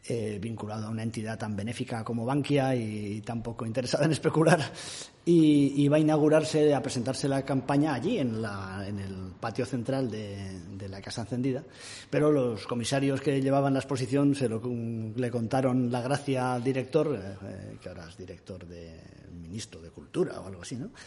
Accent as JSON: {"language": "Spanish", "town": "Castellón", "region": "Valencian Community", "country": "Spain", "said": "que soy de Castellón."}